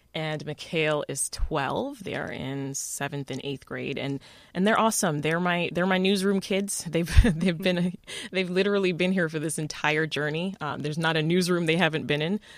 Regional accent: Toronto, Ontario, Canada; also born or lived in Kingston, Jamaica / Washington D.C.; now in Chicago, United States; I was born in Kingston, Jamaica. I left there in the nineties, mid nineties. I was about ten years old, and I moved to Toronto, Canada, and that's where I was raised pretty much most of my life

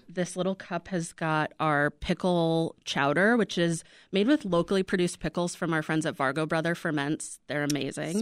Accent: Midwest, United States; also born or lived in Salt Lake City; now in Chicago, United States; we're both from the Midwest. We're both from small Midwestern towns

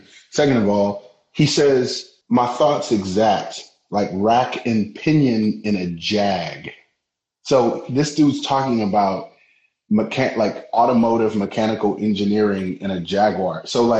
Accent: Detroit, Michigan, United States; I'm from Detroit

